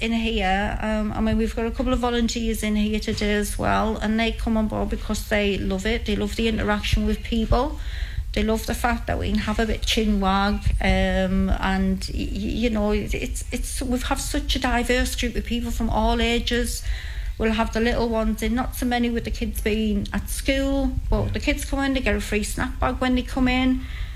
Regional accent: St Helen Auckland, North East England, United Kingdom; I'm originally a St Helens girl, and I always will be. That's where I was born and brought up

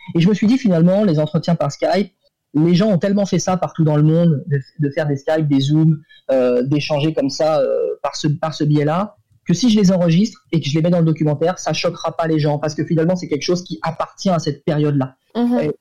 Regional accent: France; en tant que Français

